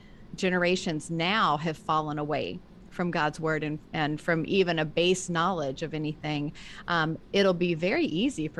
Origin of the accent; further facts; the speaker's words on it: the South, United States; now in Northeast, United States; I grew up in the South too, so that makes a difference